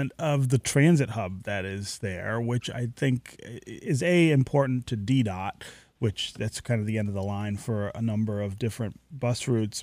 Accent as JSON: {"language": "English", "town": "Detroit", "region": "Michigan", "country": "United States", "tie": "born or raised there", "said": "being a kid here growing up in Detroit"}